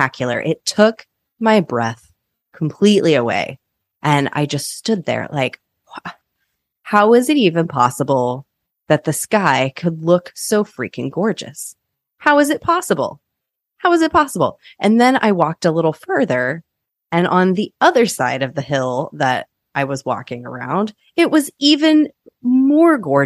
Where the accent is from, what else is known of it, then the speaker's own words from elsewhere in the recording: Kansas, United States; now in Oregon, United States; I grew up in Kansas where there are arguably some of the most gorgeous sunsets in the world.